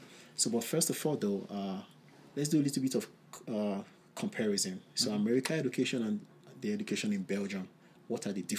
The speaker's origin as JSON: {"language": "English", "country": "Nigeria", "tie": "born or raised there", "moved": "as an adult", "lives_now": "Idaho, United States", "said": "So first of all, I was born in Nigeria also."}